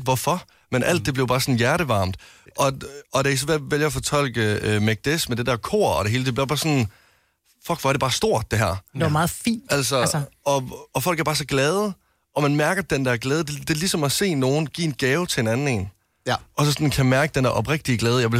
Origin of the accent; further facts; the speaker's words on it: West Jutland, Central Denmark Region, Denmark; Jeg er en mand fra Vestjylland, ikke?